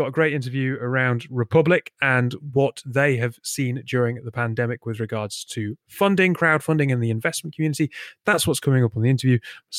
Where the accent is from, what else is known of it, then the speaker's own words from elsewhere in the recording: northern Britain, the north of England, United Kingdom; As a northern white British bloke